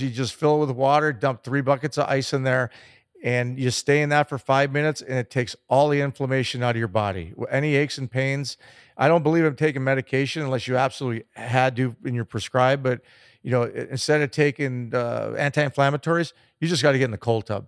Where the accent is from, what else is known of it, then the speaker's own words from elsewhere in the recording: Chicago, Illinois, United States; growing up in Chicago